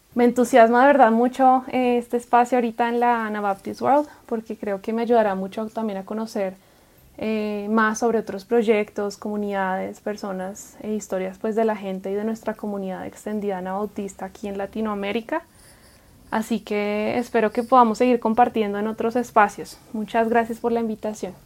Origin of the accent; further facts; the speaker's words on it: Bogotá, Colombia; moved away as an adult; also born or lived in Guatemala / Atlanta, Georgia, United States / Guadalajara, Mexico; nací en la metrópolis de Bogotá, Colombia, y crecí en una comunidad de hermanos menonitas